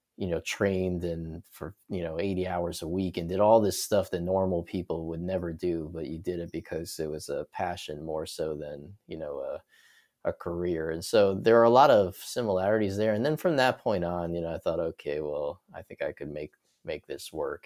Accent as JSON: {"language": "English", "town": "New York City", "region": "New York", "country": "United States", "tie": "born or raised there", "also_born_or_lived": "Florida", "moved": "as an adult", "said": "born and raised in New York, I was, uh, there through college. So, I was born in the city in Brooklyn, lived there my whole life"}